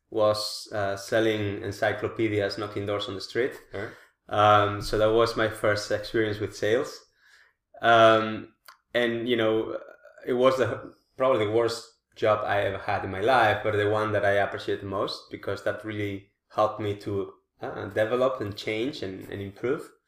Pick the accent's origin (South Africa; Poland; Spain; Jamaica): Spain; moved away as an adult; now in The Hague, Netherlands